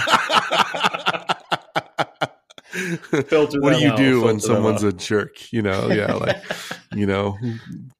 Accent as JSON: {"language": "English", "country": "Philippines", "said": "I'm Filipino"}